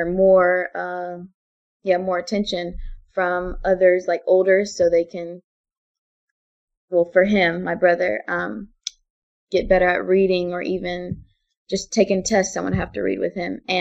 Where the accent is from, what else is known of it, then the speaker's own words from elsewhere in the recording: Enterprise, Alabama, United States; also born or lived in San Antonio, Texas / Hawaii; we came to Enterprise, Alabama. So he worked on Fort Rucker, and he finished out his career at Fort Rucker, and we've stayed there. And we've been at Enterprise for about 12 years now